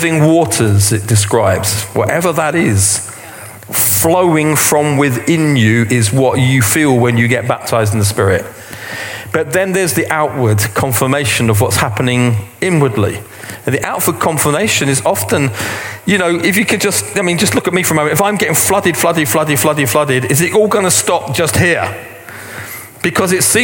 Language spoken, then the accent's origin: English; England, United Kingdom; We're English